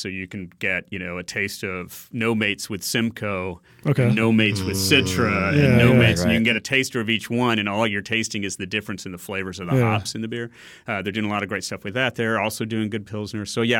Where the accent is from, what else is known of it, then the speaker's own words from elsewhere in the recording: Birmingham, Alabama, United States; So born and raised in Birmingham, although my parents were both immigrants from another country. So little Arab kid growing up in Birmingham was weird. In the 70s.